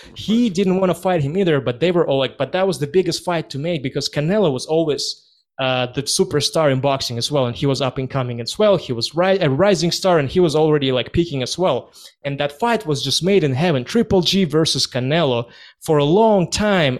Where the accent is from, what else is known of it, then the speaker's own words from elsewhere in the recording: Kazakhstan; moved away; I was born and raised in Kazakhstan